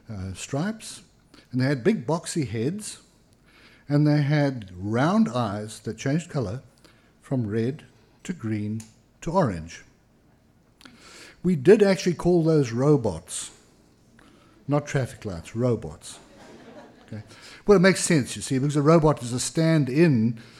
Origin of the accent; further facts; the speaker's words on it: Pietermaritzburg, KwaZulu-Natal, South Africa; I mean the ones that arrived in my hometown, Pietermaritzburg in South Africa, around 1960.